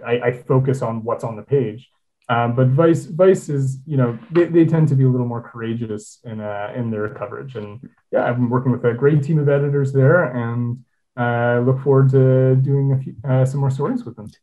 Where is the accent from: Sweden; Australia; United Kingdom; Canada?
Canada; Toronto, Ontario; born or raised there